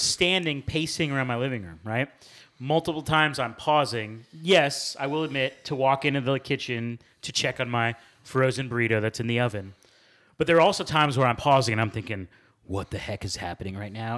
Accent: United States; as an American

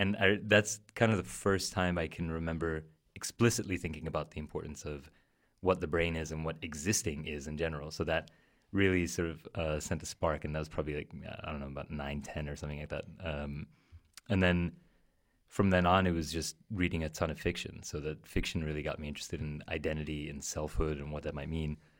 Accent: New York City, New York, United States; I'm from New York, uh, from Queens, and, um, my family are, are Armenian immigrants, so grew up with a lot of different languages in the house

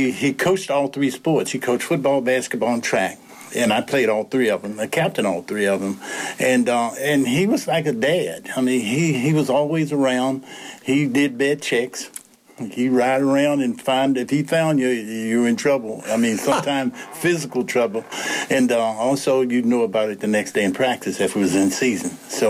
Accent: Lynchburg, Virginia, United States; born or raised there; also born or lived in Raleigh, North Carolina

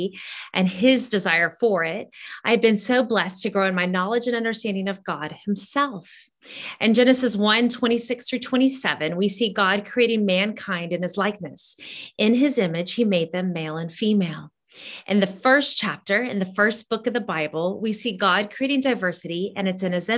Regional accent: Honduras; moved away; growing up in Honduras

